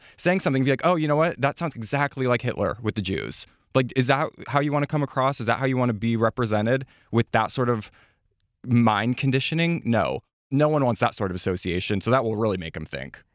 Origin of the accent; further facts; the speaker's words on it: Midwest, United States; I come from the Midwest